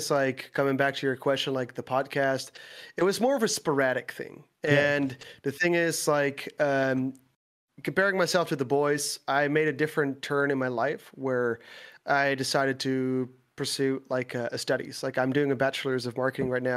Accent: Netherlands; English is a second language; I live in the Netherlands. I am from the Netherlands.

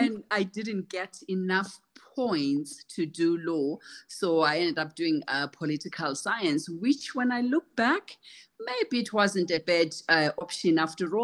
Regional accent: Kezi, Matabeleland South, Zimbabwe; moved away as an adult; also born or lived in United Kingdom; I call myself a rural girl because I was born in Kezi in Matebeleland South, a semi-arid region. I come from humble beginnings

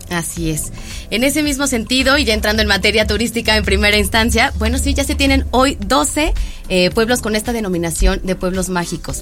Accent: State of Mexico, Mexico; somos doblemente mexicanos, ¿no? Por patria y provincia.

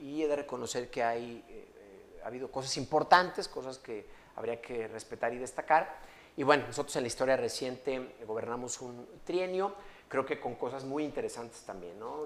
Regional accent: León, Guanajuato, Mexico; soy orgullosamente leonés, amo mi ciudad

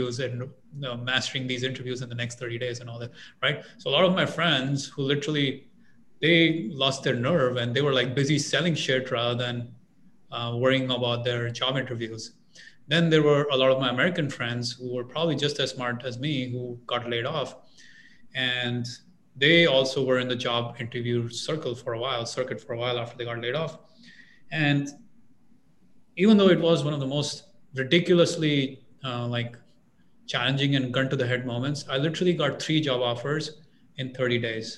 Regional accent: India; moved away as an adult; I'm an immigrant. I'm from India

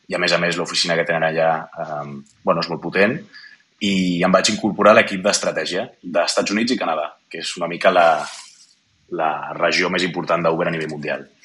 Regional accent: Barcelona, Catalonia, Spain; born there; also born or lived in Kyiv, Ukraine / Moscow, Russia; jo vaig néixer a Barcelona, però vaig passar els meus, primer, els meus primers 10 anys eh, vivint a l'estranger per la feina del meu mm -hmm. pare. Vaig passar 7 anys vivint a Kiev, a la capital d'Ucraïna, i 3 anys a Moscou

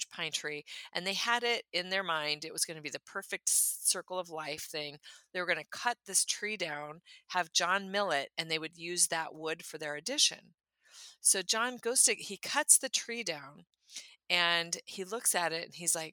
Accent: California, United States; moved away as an adult; also born or lived in Minnesota; now in Tennessee, United States; I'm from California

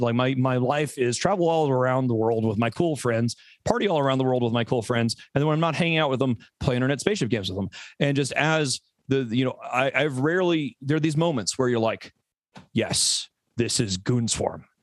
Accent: Birmingham, Alabama, United States; moved away as an adult; also born or lived in Houston, Texas; I grew up in Birmingham, Alabama, and, uh, I was only there for seven years from ten to seventeen.

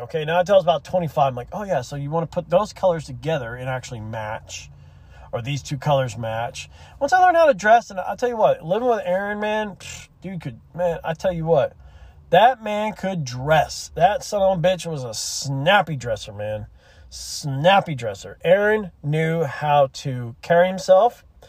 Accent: Gulf Shores, Alabama, United States; moved away; I'm from Gulf Shores. I lived there for a couple years when I'm, in my childhood

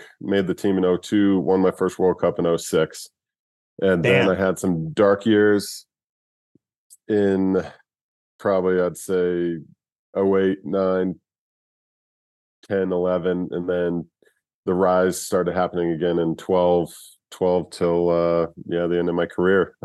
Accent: Sundance, Utah, United States; also born or lived in Provo, Utah; I was born in Provo, Utah. At the age of 3 or 4, we moved up to Sundance

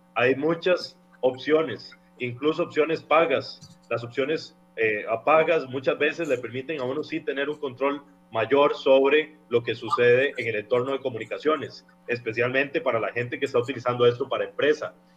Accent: Costa Rica

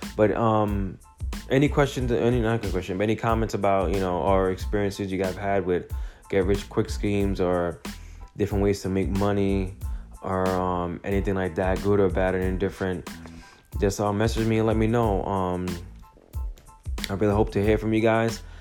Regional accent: Jamaica; I'm Jamaican.

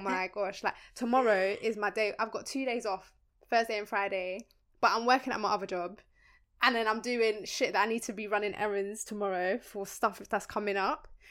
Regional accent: Colombia; moved away; we're from Colombia. Our parents are from Colombia

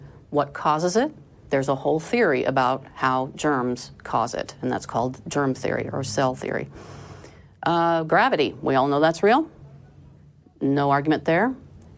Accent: Iowa, United States; now in Texas, United States; I was raised in Iowa, where the education system very much emphasized great science

